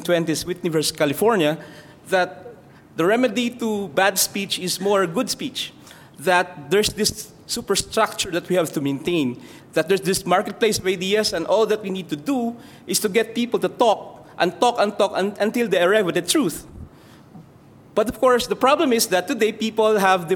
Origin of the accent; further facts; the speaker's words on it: Philippines; I come from the Philippines